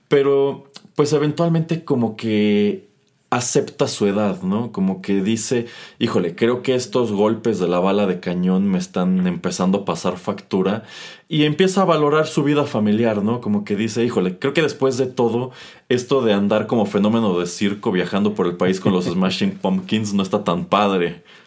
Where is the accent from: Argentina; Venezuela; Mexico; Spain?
Mexico